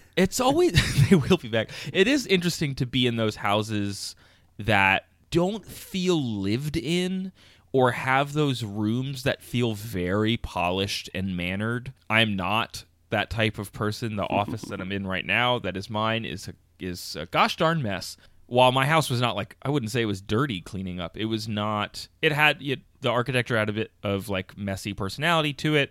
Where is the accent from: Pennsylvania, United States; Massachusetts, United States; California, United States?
Pennsylvania, United States; King of Prussia; I grew up just outside of Philly, actually about 20 minutes outside of Philly, in a town called King of Prussia, Pennsylvania